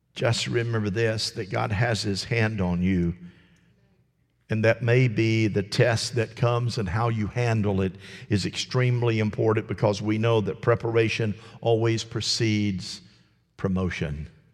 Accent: United States; as an American

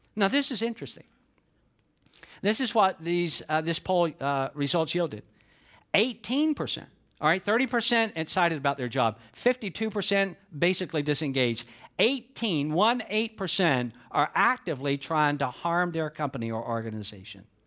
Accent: Georgia, United States; I was born in Georgia.

